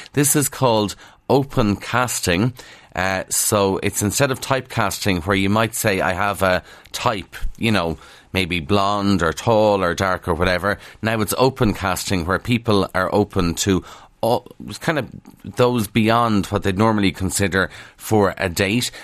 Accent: Kildare, Leinster, Ireland; accent: Kildare; I'm from Kildare, and it's a big struggle to sometimes pronounce the T H, because it's a lot easier not to, with the Kildare accent.

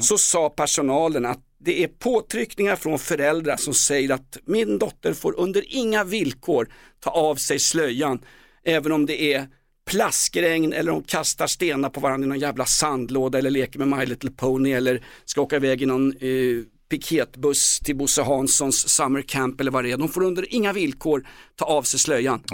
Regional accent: Stockholm, Stockholm County, Sweden; som gammal stockholmare

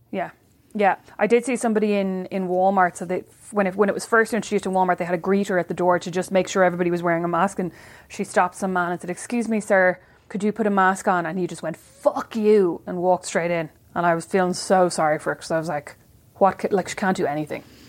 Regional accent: Kildare, Leinster, Ireland; my hard life as a white girl growing up in Kildare

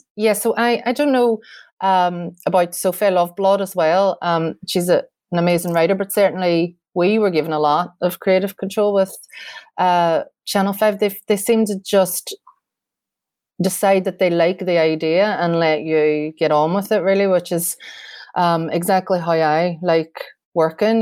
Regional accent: Derry, Northern Ireland, United Kingdom; Derry um and it means a lot to the, my hometown as well

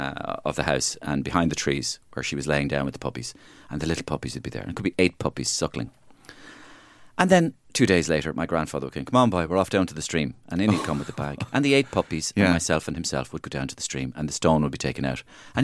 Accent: Ireland; We're Irish.

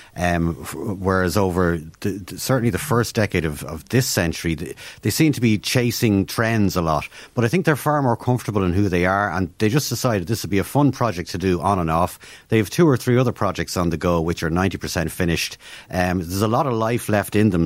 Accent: Ireland; as Irish people

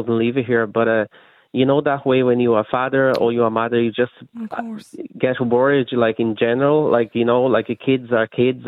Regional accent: Brazil; moved away as an adult; also born or lived in Ireland; now in Dublin, Ireland; I'm from Brazil. I live in Ireland for the past 6 years

